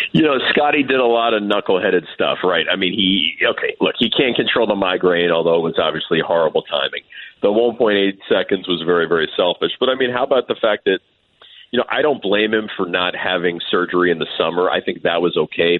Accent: New York City, New York, United States; now in Chicago, United States; I'm from Manhattan.

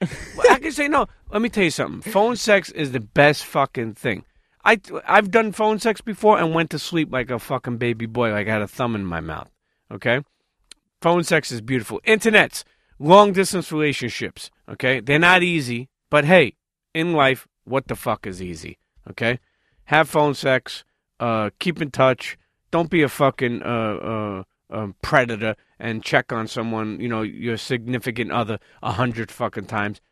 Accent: New York City, New York, United States; us New Yorkers

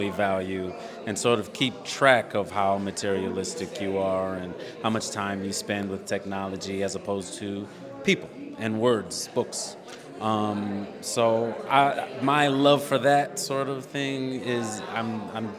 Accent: Illinois, United States; I'm from Illinois

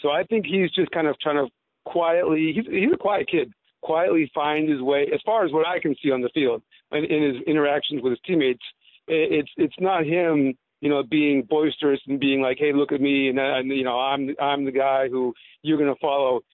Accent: Boston, Massachusetts, United States; moved away; also born or lived in New Orleans / Mississippi; I'm from Boston

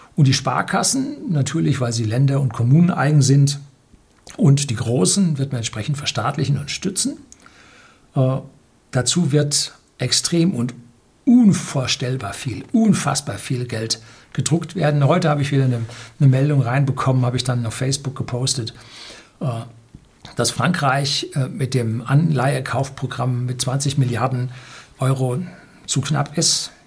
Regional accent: Germany; als Deutsche

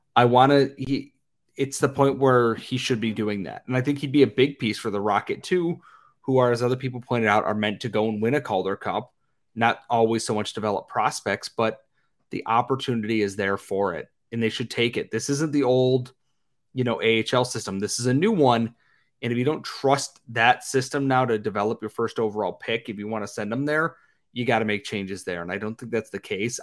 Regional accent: United States; as an American

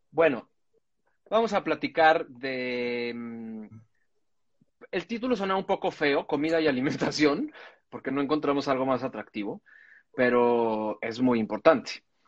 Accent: Cuajimalpa, Mexico City, Mexico; yo crecí en Coajimalpa

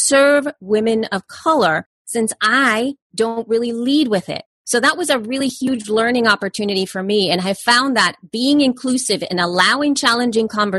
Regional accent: El Salvador; moved away; I'm an immigrant from El Salvador.

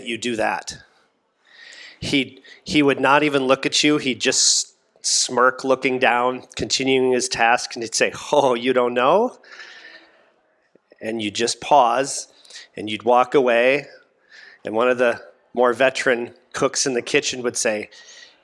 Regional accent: Minnesota, United States; also born or lived in St. Paul, Minnesota; where I grew up in Minnesota

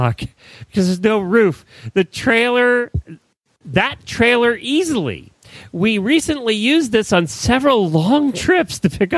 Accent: Ocala, Florida, United States; This is Ocala, my hometown

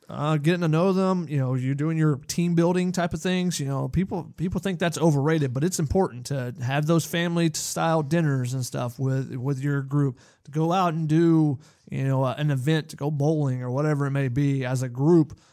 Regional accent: Georgia, United States; growing up in Georgia, watching the Georgia program

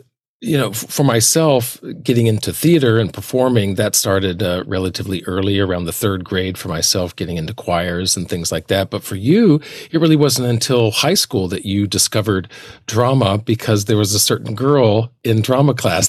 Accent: Alabama, United States; For myself, I grew up in the South in Alabama

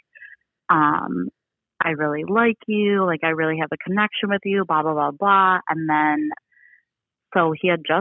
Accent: around the Detroit area, Michigan, United States; I'm from Michigan

